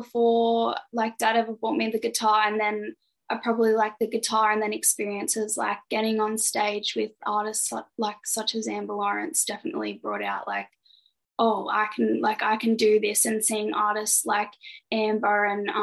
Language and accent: English; Goulburn, New South Wales, Australia; Did some concerts at the conservatorium in my hometown in Goulburn.